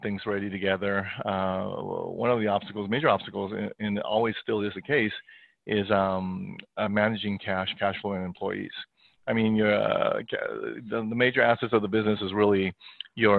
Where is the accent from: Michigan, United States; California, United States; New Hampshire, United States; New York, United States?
California, United States; also born or lived in Hong Kong / South America; I basically grew up here in California, go schooling